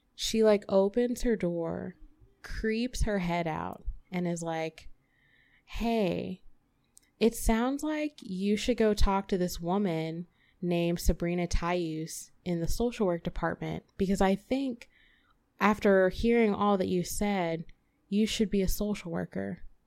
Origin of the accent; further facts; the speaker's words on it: Memphis, Tennessee, United States; now in St. Louis, United States; I am born and raised Memphis, Tennessee, nine oh one forever.